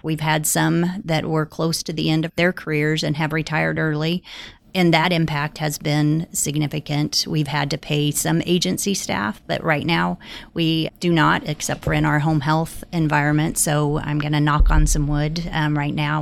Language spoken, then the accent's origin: English; Holton, Kansas, United States; I had the opportunity in two thousand eight to come back and help manage my hometown hospital